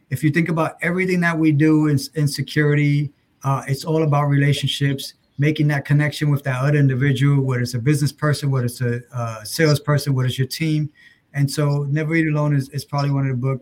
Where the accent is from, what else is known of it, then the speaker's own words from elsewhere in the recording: New York City, New York, United States; I grew up obviously in New York City